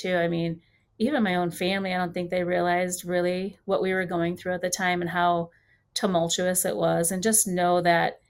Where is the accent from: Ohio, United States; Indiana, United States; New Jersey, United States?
Indiana, United States; Highland; Highland, Indiana, which is my hometown